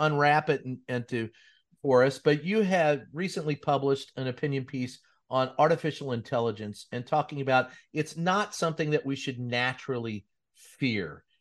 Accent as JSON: {"language": "English", "area": "Jefferson County", "region": "Kentucky", "country": "United States", "tie": "born or raised there", "said": "But when I grew up there"}